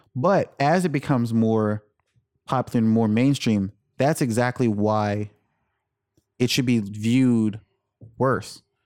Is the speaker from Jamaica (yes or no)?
yes; Jamaica; I was born in Jamaica.